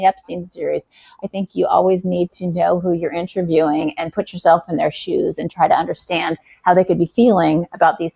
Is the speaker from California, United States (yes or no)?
yes; Southern California, United States; moved away as an adult; also born or lived in Texas; now in New York, United States; I grew up in Southern California